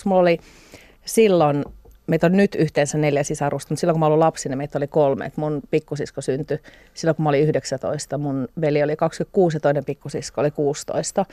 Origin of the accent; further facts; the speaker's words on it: Pori, Satakunta, Finland; Mä oon kasvanut Porissa. No. Noormarkun kylässä